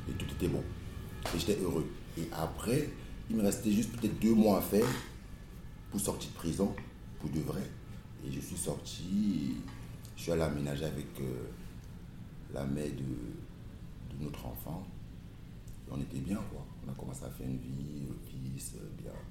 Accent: Cameroon; born there; Euh, déjà, dû le passer au Cameroun, quoi, dans mon pays natal.

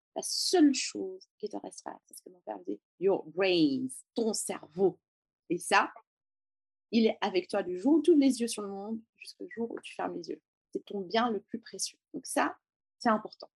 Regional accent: Beirut, Beirut Governorate, Lebanon; first language French and Arabic; moved away as an adult; now in France; je suis née et j'ai grandi à Beyrouth, au Liban, pendant la guerre

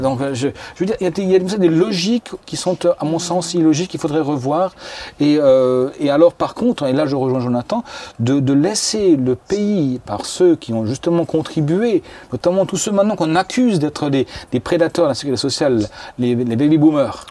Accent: France; moi je suis français

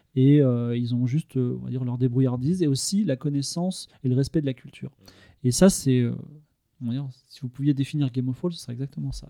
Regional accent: Toulon, Provence-Alpes-Côte d'Azur, France; je suis né à Toulon, donc je voyais la mer par la fenêtre

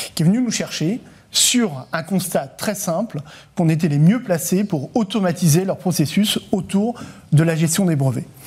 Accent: France; en tant que Français

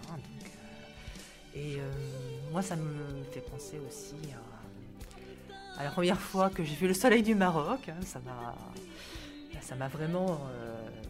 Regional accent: Livry-Gargan, Île-de-France, France

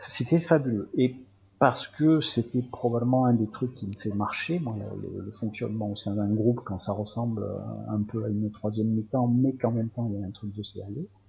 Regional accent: Marseille, Provence-Alpes-Côte d'Azur, France; also born or lived in Algeria; je suis, d'origine pied-noir, mais évidemment, je suis pas resté très longtemps, donc sinon je suis un vrai Marseillais

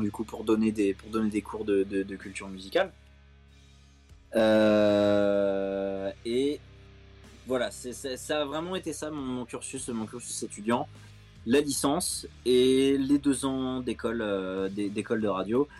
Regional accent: Chelles, Île-de-France, France; j'ai grandi à Shell dans 77

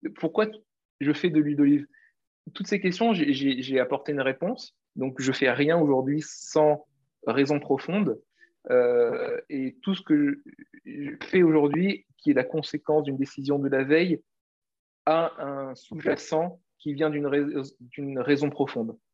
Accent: Réunion; moved away; also born or lived in Paris; je suis l'île de La Réunion

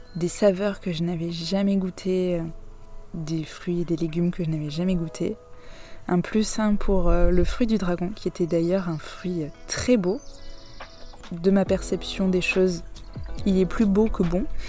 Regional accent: France; vous nous reconnaissez en tant que Français

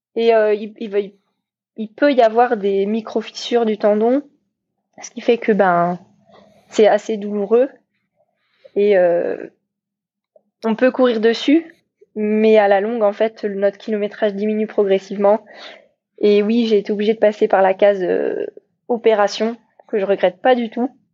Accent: Paimpol, Brittany, France; also born or lived in United States; now in Brest, France; je suis bretonne et fière de l'être. Euh, je suis née à Paimpol

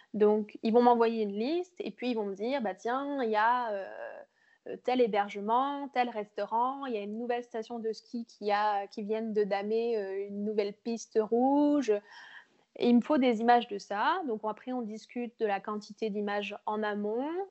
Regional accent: Bourges, Centre-Val de Loire, France; moved away as an adult; also born or lived in Montreal, Canada; now in Quebec City, Canada; je viens du Berry en France, à Bourges. Et ça fait quatre ans que je suis maintenant au Québec

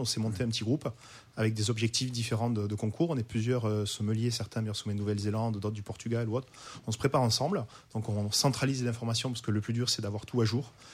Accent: Languedoc, near Pézenas, Occitania, France; now in Roussillon, France; je suis originaire du Languedoc, donc à côté de Pézenas, donc la capitale de la Clairette, à Dissang, exactement

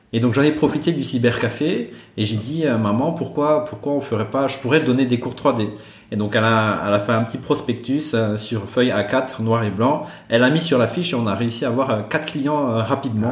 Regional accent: Madagascar; born or raised there; moved away as an adult; also born or lived in Antsirabe, Madagascar; now in Brussels, Belgium

